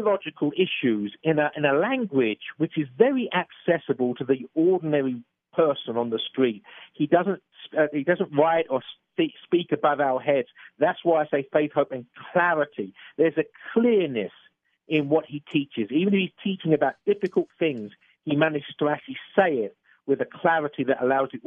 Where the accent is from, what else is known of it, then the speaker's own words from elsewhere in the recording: England, United Kingdom; being an Englishman, as you probably gathered from my accent